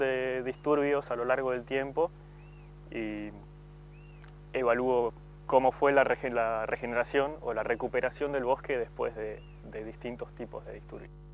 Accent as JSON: {"language": "Spanish", "town": "Esquel", "region": "Chubut", "country": "Argentina", "also_born_or_lived": "Australia", "said": "soy de Esquel"}